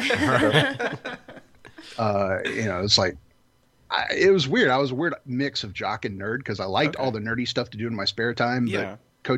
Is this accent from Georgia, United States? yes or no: yes; Atlanta, Georgia, United States; also born or lived in Jacksonville, Florida; I've lived in Atlanta since 81 and okay. Lived in Jacksonville before that. So, I've been in Atlanta 35 plus years